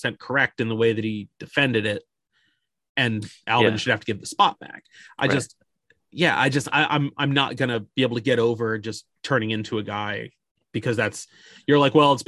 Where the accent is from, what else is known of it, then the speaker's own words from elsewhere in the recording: United States; me being American